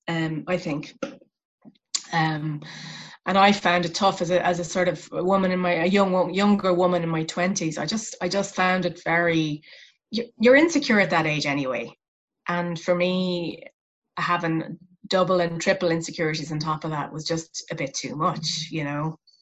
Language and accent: English; west of Ireland, Ireland; my hometown which is a rural town in the west of ireland